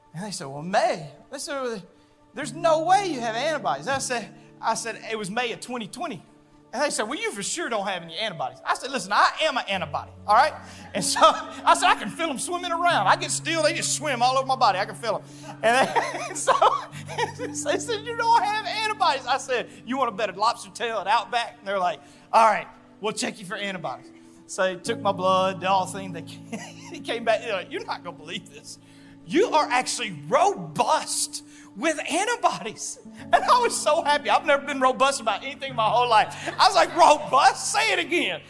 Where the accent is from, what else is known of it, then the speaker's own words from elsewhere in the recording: Louisiana, United States; moved away; also born or lived in southern Arkansas; I grew up in Louisiana and southern Arkansas